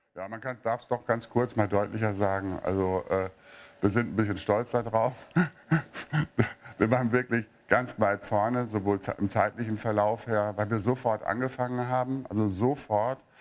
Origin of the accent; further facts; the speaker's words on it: Münster, North Rhine-Westphalia, Germany; moved away; ich komme aus Münster ursprünglich